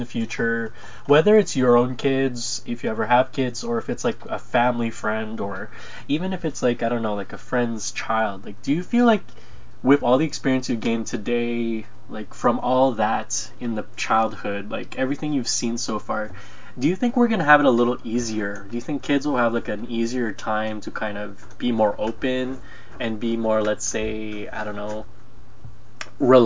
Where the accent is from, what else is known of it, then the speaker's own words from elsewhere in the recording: Philippines; moved away; I was born in the Philippines